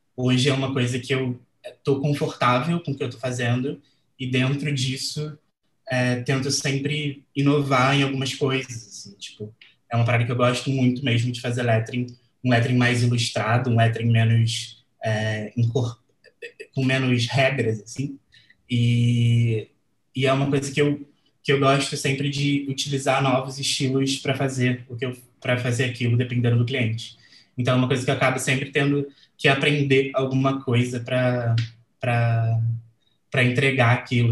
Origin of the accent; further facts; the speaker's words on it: Rio de Janeiro, Brazil; sou aqui do Rio de Janeiro